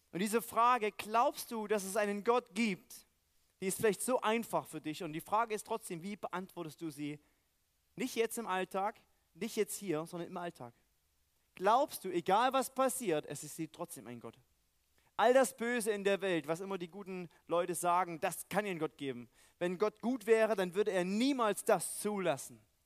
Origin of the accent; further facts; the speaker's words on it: East Germany, Germany; moved away; Weil ich aus dem Osten komme